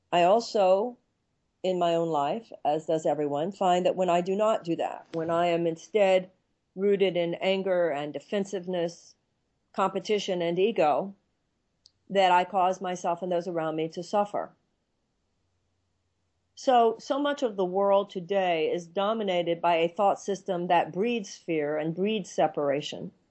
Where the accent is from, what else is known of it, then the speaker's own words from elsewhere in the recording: United States; well, I'm an American woman and I write books.